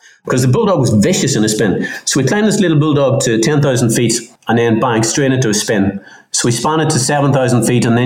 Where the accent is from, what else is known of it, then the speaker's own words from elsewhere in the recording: South Derry, Northern Ireland, United Kingdom; I grew up in South Derry, not known as an aviation hub